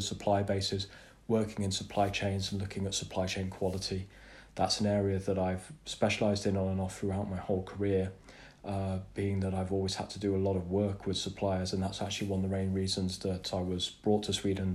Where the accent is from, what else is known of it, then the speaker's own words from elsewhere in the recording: England, United Kingdom; hard for me to say as an Englishman